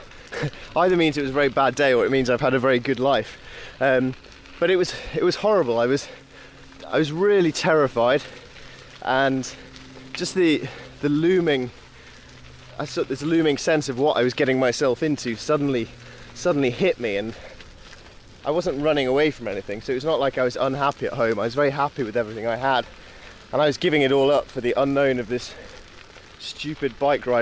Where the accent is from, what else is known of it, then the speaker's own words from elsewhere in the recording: Yorkshire and the Humber, United Kingdom; being a Yorkshireman